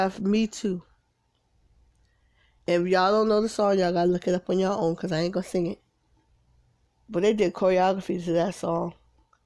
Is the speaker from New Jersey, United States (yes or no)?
yes; Paterson, New Jersey, United States; now in South Carolina, United States; my hometown, Patterson